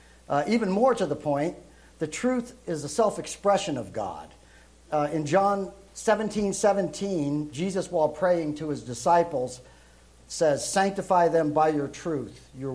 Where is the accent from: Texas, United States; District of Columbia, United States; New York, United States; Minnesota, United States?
New York, United States; Brooklyn; also born or lived in Europe; that's where I'm originally from Brooklyn. Now I was raised in Europe because my father went into the service, so you don't hear that New York accent with me.